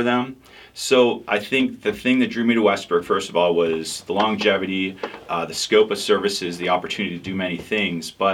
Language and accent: English; Pittsburgh, Pennsylvania, United States; moved away as an adult; now in Marietta, United States; I grew up in Pittsburgh